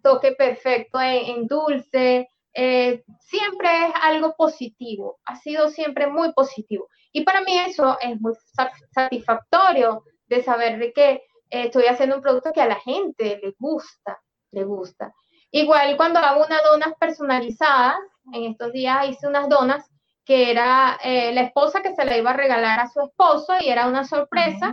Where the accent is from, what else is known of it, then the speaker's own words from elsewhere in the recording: Venezuela; moved away as an adult; now in Peru; cuando salimos de Venezuela